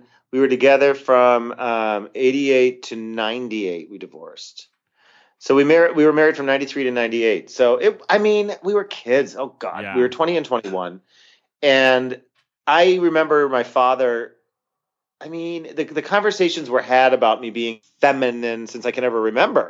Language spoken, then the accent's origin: English; Scranton, Pennsylvania, United States; moved away as an adult; now in Rochester, United States; I'm originally from Scranton, Pennsylvania.